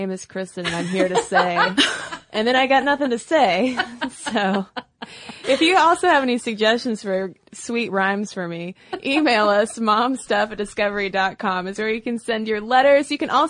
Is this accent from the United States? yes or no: yes; Boston, Massachusetts, United States; because I'm a Bostonian and stereotypically am always on the go.